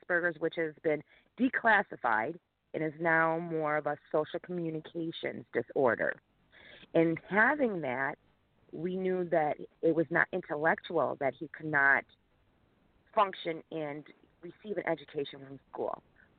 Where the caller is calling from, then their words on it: Niagara Falls, New York, United States; I am calling from Niagara Falls.